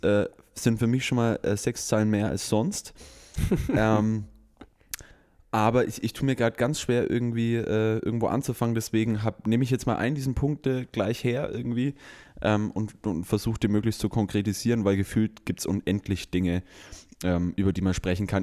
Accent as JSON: {"language": "German", "country": "Germany", "said": "bei uns hier in Deutschland mit unserem sozialen Background, mit unserem kulturellen Background"}